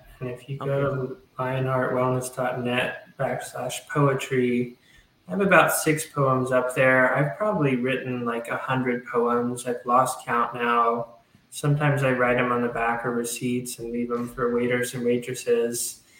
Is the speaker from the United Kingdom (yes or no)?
no; Southern United States, United States; I guess, an homage to my home and just growing up in the South